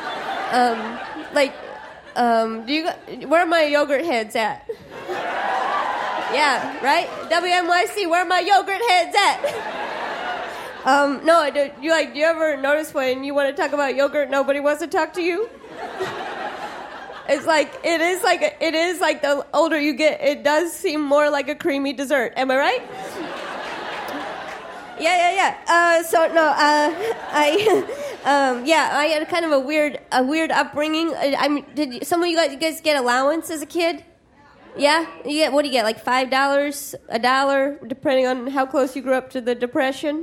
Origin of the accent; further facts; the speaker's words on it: Midwest, United States; I'm from the Midwest